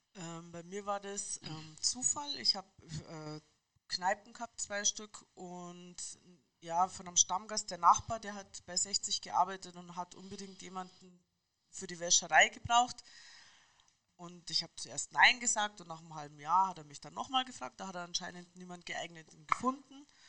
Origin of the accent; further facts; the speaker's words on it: Munich, Bavaria, Germany; Ich bin eine Münchnerin